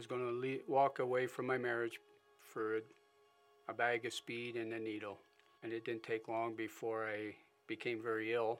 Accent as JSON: {"language": "English", "town": "Springville", "country": "United States", "tie": "born or raised there", "also_born_or_lived": "Philadelphia, Pennsylvania"}